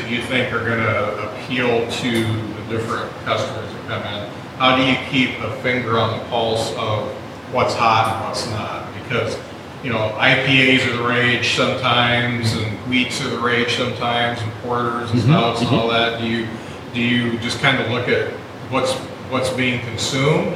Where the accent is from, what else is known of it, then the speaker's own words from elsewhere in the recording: Lakeville, Indiana, United States; also born or lived in Mishawaka, Indiana; Where I grew up in Lakeville, Indiana